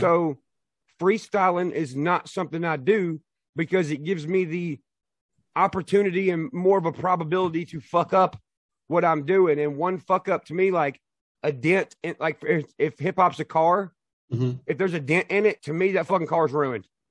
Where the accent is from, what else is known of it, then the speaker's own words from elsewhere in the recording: Nashville, Tennessee, United States; I'm from Nashville